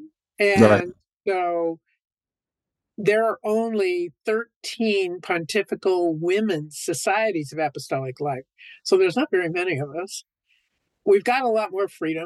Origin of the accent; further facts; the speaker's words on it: Long Beach, California, United States; I grew up in California, in Long Beach, Southern California, so I'm a California girl